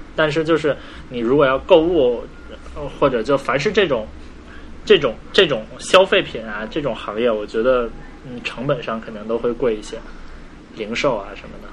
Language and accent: Chinese; China; 作为中国人，我不过圣诞节，但是新年过后呢，就马上就要春节了